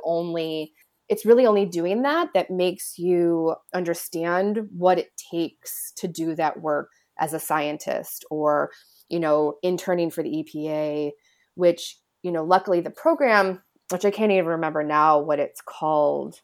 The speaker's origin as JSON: {"language": "English", "region": "Illinois", "country": "United States", "tie": "born or raised there", "moved": "yes", "said": "I grew up, I'm from Illinois"}